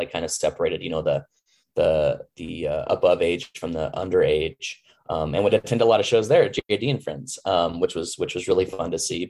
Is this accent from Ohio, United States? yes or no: no; Boise, Idaho, United States; moved away as an adult; also born or lived in Alaska; growing up in Boise